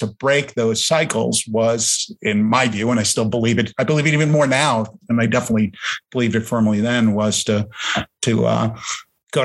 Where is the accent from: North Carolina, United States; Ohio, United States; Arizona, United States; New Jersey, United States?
New Jersey, United States; near Newark; born or raised there; first language German; English is a second language